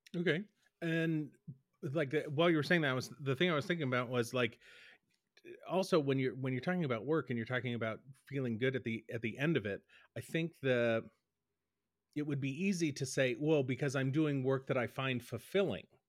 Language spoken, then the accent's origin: English; Boston, Massachusetts, United States; growing up in Boston